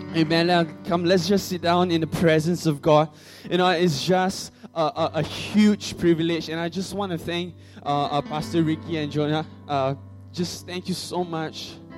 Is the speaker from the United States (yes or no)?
no; Singapore; I'm from Singapore, okay. I, I'm not from China